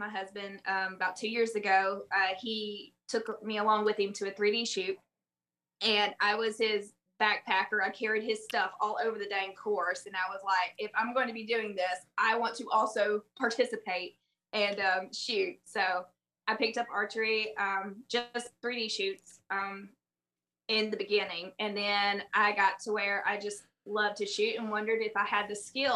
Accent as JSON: {"language": "English", "region": "South Alabama", "country": "United States", "also_born_or_lived": "Southern Mississippi", "moved": "as an adult", "lives_now": "Tennessee, United States", "said": "if you can't tell from my awful accent, I'm from South Alabama, southern Mississippi area"}